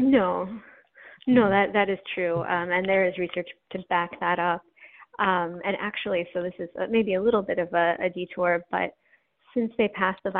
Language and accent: English; Wyoming, United States; born there; also born or lived in New York / Iowa; I I was born in Wyoming and then lived in upstate New York, uh, about a mile from our nearest neighbor, and then in Iowa.